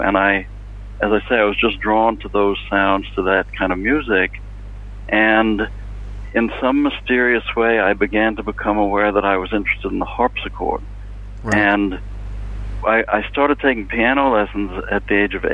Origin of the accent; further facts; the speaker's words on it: New Haven, Connecticut, United States; I was born and raised in New Haven, Connecticut, the town where Yale University is.